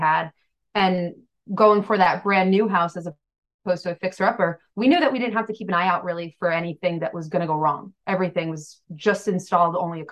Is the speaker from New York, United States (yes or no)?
yes; New York, United States; now in Massachusetts, United States; We are both from out of state. I'm from New York